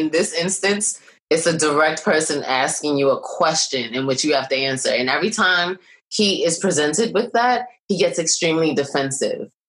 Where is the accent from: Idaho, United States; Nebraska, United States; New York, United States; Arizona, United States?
New York, United States; Brooklyn; from Brooklyn, and I'm from Brooklyn.